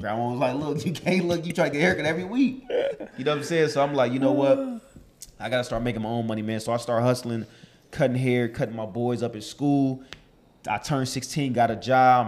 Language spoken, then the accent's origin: English; Los Angeles, California, United States; also born or lived in Chicago, Illinois; from Chicago, born and raised in Silmar, California